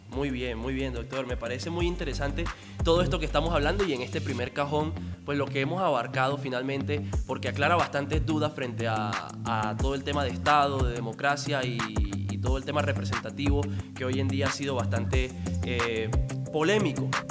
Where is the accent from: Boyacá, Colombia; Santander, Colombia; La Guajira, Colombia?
La Guajira, Colombia; de donde yo vengo, La Guajira.